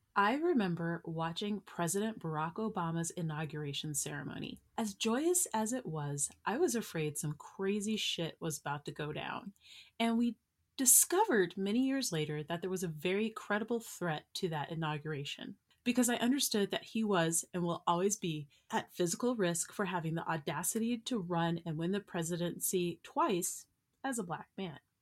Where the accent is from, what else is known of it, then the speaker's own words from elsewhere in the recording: United States; I'm an American